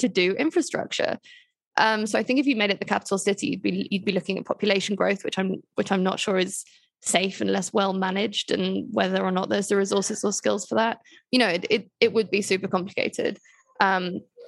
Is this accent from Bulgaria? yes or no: no; United Kingdom; now in Colombia; As a Brit